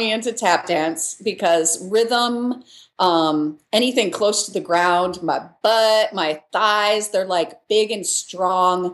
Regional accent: Michigan, United States; moved away as an adult; also born or lived in Chicago / New York; now in Los Angeles, United States; I grew up in Michigan, in a farm town in Michigan

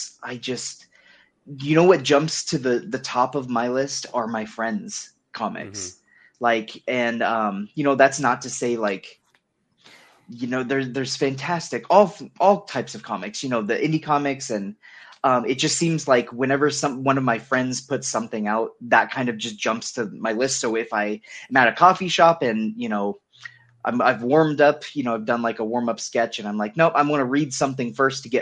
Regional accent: United States; I'm fucking American

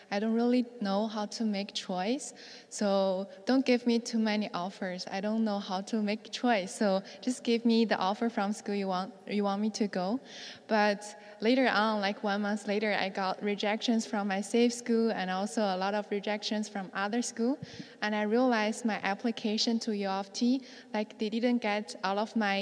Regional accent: China; also born or lived in New York; now in Toronto, Canada; I can go back to home because I haven't been back to China for 3 or 4 years.

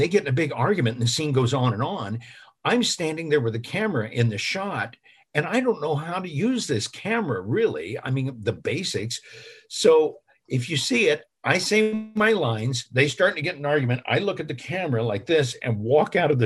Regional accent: Illinois, United States; now in Los Angeles, United States; my hometown

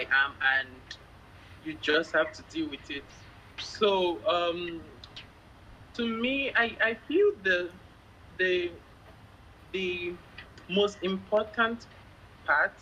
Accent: Lagos, Nigeria; I'm from Lagos, Nigeria.

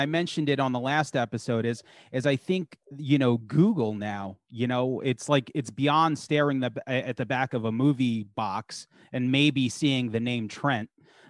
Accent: Long Island, New York, United States; we're from Long Island and that's where Rob's from.

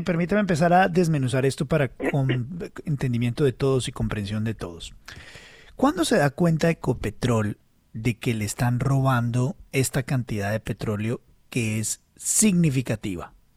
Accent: Colombia

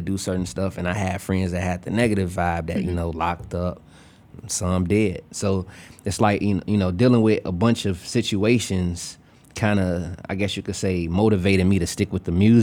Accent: Chicago, Illinois, United States; also born or lived in Bolingbrook, Illinois; I grew up on the west side. Born and raised, K-Town.

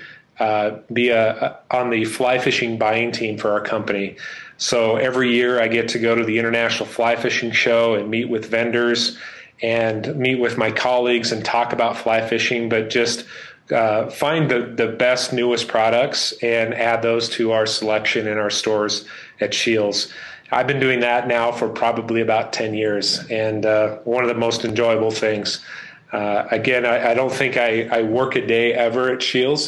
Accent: central Idaho, United States; now in Colorado Springs, United States; I grew up in central Idaho

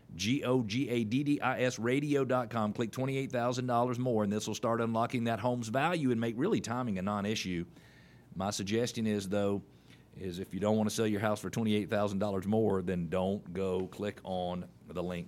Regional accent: Atlanta, Georgia, United States; also born or lived in Indianapolis, Indiana / Columbia, South Carolina / Chicago, Illinois; I was born in Atlanta in nineteen sixty-eight. I'm fifty-two years old. Uh, I probably know a little more about Atlanta than a lot of people who live here, but it's only because I've been here most of my life

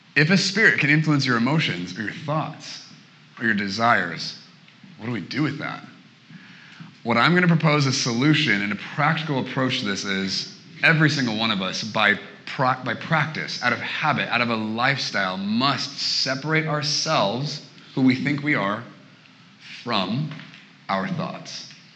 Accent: Portland, Oregon, United States; moved away as an adult; now in Redding, United States; I'm originally from Portland, Oregon.

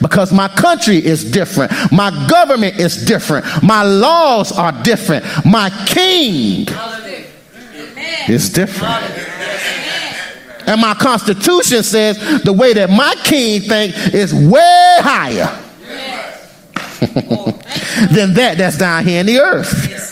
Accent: United States; as an American, I'm an American citizen

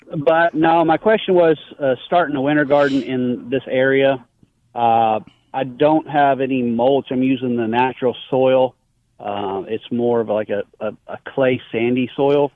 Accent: Bryan, Texas, United States; I'm, I'm, I'm from here as well. My whole family's been here forever

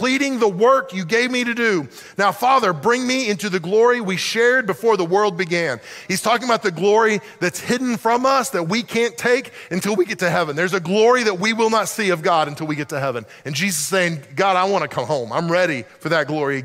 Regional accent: the South, United States; I grew up in the South

